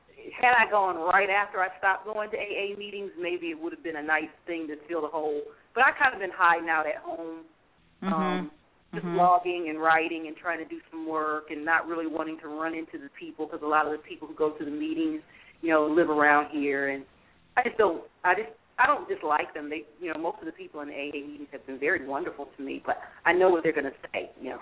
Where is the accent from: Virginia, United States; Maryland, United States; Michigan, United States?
Michigan, United States; I'm from Michigan, from the Michigan area